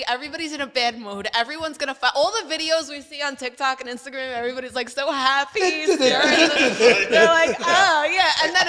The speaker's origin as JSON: {"language": "English", "town": "New York City", "region": "New York", "country": "United States", "tie": "born or raised there", "first_language": "Italian", "second_language": "English", "said": "now that I'm 35, you know, because when I was a little kid, you have to understand I was raised in a microcosm of Maledi body in Brooklyn. I didn't really feel like I was in, I basically wasn't in America. I didn't speak English till I was five."}